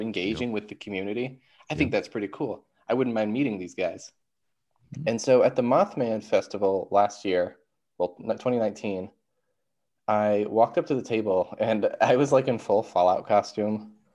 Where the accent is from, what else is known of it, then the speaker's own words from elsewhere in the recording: Marysville, Ohio, United States; I'm from Columbus, Ohio. Well, technically Marysville, Ohio